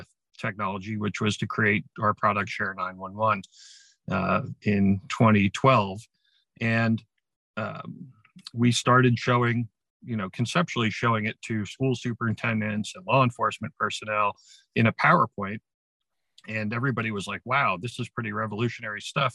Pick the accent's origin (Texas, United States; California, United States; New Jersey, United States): New Jersey, United States; Ramsey; I became a volunteer firefighter and first responder in my hometown of Ramsey, New Jersey in 1984 when I was in high school